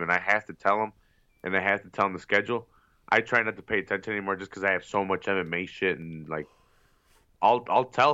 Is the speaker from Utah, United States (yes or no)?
no; Chicago, Illinois, United States; I'm from Chicago